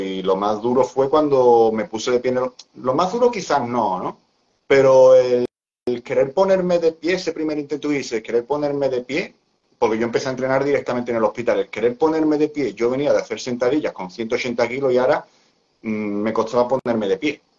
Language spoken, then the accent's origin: Spanish; Seville, Andalusia, Spain; yo soy de España, de, concretamente de, Sevilla